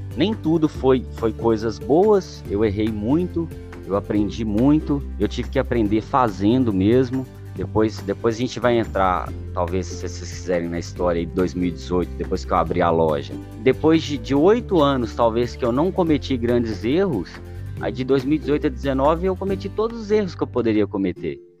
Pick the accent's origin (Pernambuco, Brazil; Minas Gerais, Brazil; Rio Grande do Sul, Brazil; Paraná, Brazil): Minas Gerais, Brazil; Belo Horizonte; eu nasci aqui em BH. A, a minha infância, a minha infância mesmo, foi, foi, foi com muita dificuldade